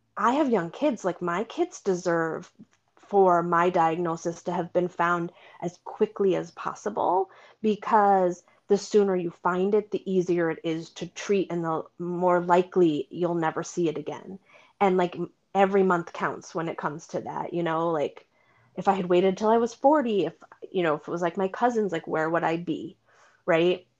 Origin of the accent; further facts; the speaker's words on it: Vermont, United States; also born or lived in Boston area; now in Boston, United States; I grew up in Vermont and my sister and I both live in the area